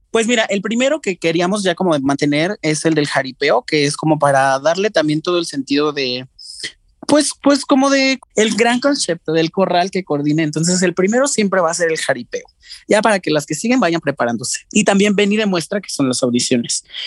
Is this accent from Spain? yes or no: no; Mexico; lo más importante para nosotros como, como mexicanos siempre fue la televisión. Nos criamos cuando estábamos chiquitos con eso